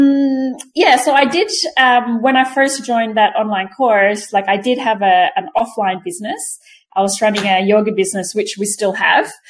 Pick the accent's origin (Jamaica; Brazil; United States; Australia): Australia; also born or lived in Quezon City, Philippines; I live in Canberra in Australia. I was born in Manila in Quezon City. So I was 10 when we migrated. That was 1991. So I pretty much grew up here.